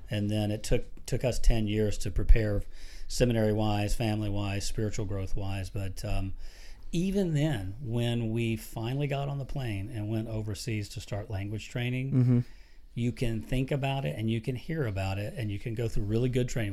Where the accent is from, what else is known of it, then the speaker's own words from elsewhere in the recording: Florida, United States; moved away as an adult; we grew up down in Florida.